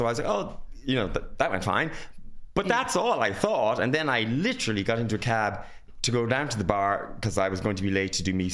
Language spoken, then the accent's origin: English; Ireland; I'm very Irish